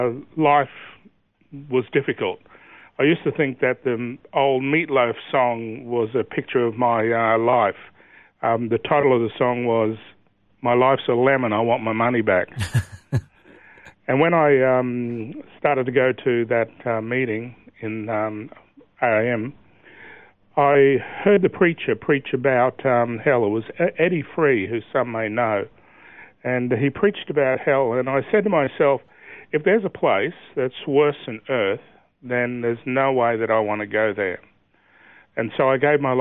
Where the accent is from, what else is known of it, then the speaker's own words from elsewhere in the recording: Brisbane, Queensland, Australia; I was born in Brisbane and grew up on the south side at a place called Holland Park